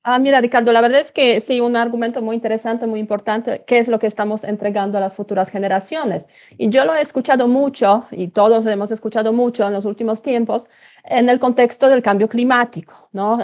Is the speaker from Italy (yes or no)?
no; Poland